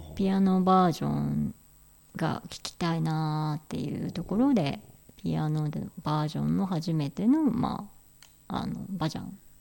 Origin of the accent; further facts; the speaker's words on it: Makubetsu, Hokkaido, Japan; 私の地元のあの帯広の隣町の幕別町